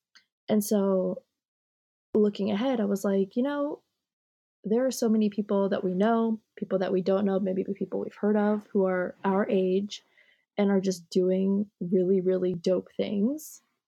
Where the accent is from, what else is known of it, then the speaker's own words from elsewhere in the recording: New York, United States; also born or lived in Japan; now in Florida, United States; Like, yeah, I also grew up in a Haitian household. Like, I was only in Japan till I was 3. But I grew up Haitian in New York. And now I live in Florida.